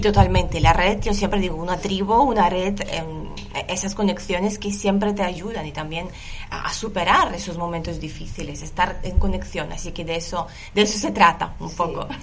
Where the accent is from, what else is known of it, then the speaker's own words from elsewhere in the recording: Lithuania; Spanish is a second language; moved away as an adult; now in Barcelona, Spain; Yo soy de Lituania